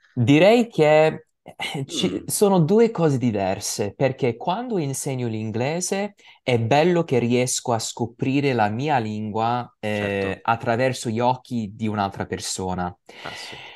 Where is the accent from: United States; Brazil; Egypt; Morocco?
United States; Italian is a second language; also born or lived in New York; io sono americano, ovviamente, perché sono nato e cresciuto in America